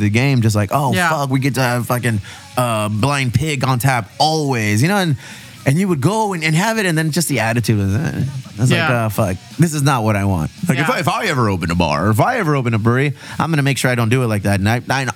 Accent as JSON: {"language": "English", "town": "Chula Vista", "region": "California", "country": "United States", "said": "we're from Chula Vista"}